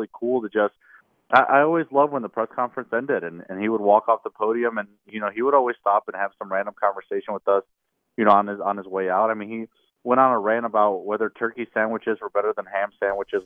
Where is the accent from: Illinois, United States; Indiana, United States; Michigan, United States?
Indiana, United States; now in Mississippi, United States; I'm originally from Indiana